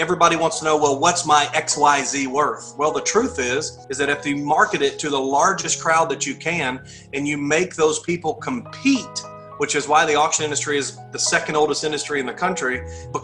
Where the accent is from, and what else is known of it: Texas, United States; born or raised there; moved away as an adult; also born or lived in Clarksville, Tennessee